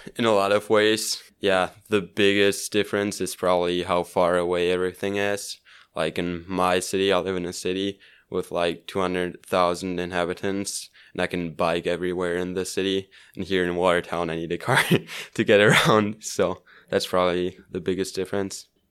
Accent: Switzerland; English is a second language; I grew up in Switzerland.

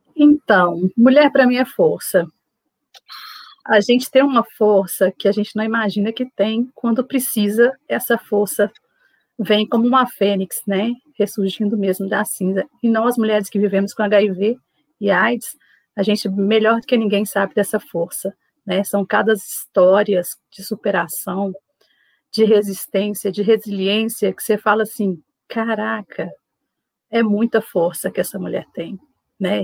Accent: Belo Horizonte, Minas Gerais, Brazil; trabalho no CTA aqui em Belo Horizonte, sou de Belo Horizonte

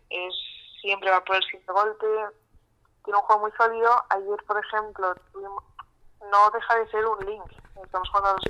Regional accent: Spain; Eh, hoy, por ejemplo, estábamos de sobremesa, ¿no? Como buenas españolas

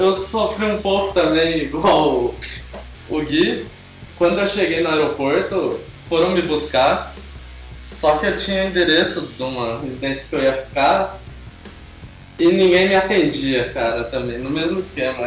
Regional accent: Brazil; moved away as an adult; Mesmo eu sendo brasileiro

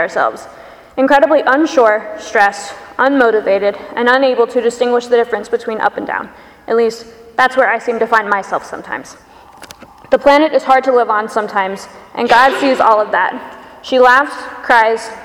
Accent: Pensacola, Florida, United States; moved away; my choir from back home where I grew up in Pensacola, Florida

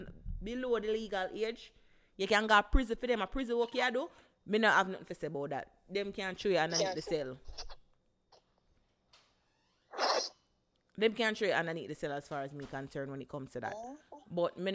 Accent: Jamaica; we are Jamaican

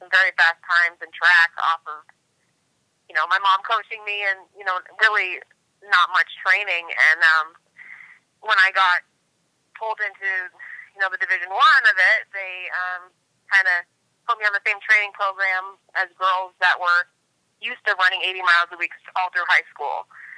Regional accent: Massachusetts, United States; moved away as an adult; also born or lived in Charlotte, North Carolina; I grew up in Massachusetts and then was pulled down here on track scholarship to UNC Charlotte

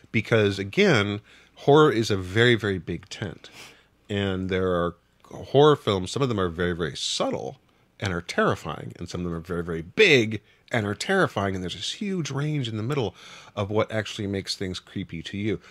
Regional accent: Wichita, Kansas, United States; I grew up in Wichita, Kansas

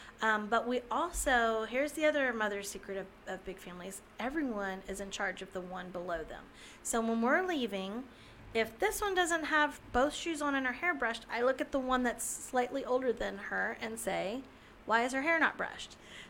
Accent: Gulf Coast, United States; also born or lived in Texas / Louisiana / Florida; I grew up now down near the Gulf. I've lived in Texas, Louisiana, and Florida, always on the Gulf.

